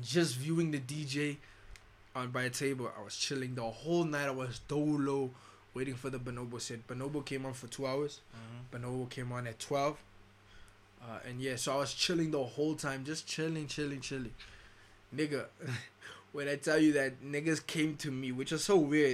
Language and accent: English; Pretoria, Gauteng, South Africa; I'm from Pretoria